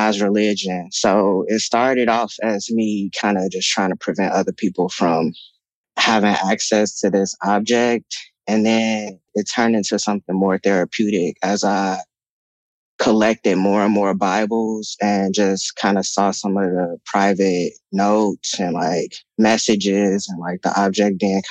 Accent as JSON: {"language": "English", "town": "Chicago", "region": "Illinois", "country": "United States", "tie": "born or raised there", "moved": "yes", "lives_now": "Los Angeles, United States", "said": "The Rosenwald is the first apartment building that I was raised"}